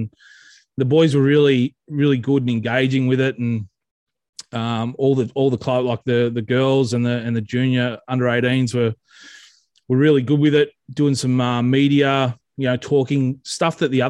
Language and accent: English; Forbes, New South Wales, Australia; also born or lived in Muswellbrook / Aberdeen; But born and raised in Forbes, New South Wales, in the Central West, home of the Forbes Magpies. Lived there, did some schooling there before I moved up to the Hunter.